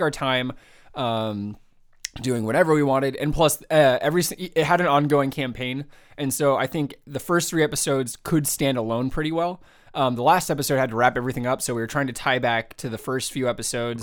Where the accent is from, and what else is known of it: San Jose, California, United States; born or raised there; moved away